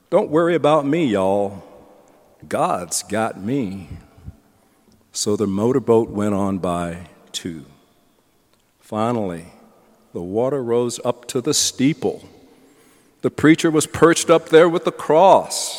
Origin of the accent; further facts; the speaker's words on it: the South, United States; I'm a Southerner